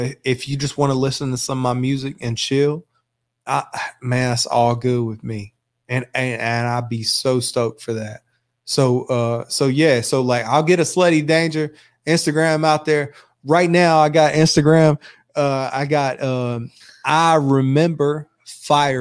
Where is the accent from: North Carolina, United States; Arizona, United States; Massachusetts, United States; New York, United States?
North Carolina, United States; Graham; also born or lived in Burlington; I grew up in Graham in Burlington.